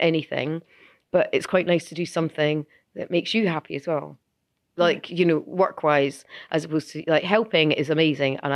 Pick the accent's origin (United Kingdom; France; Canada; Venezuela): United Kingdom; Edinburgh, Scotland; growing up in Edinburgh, growing up in Scotland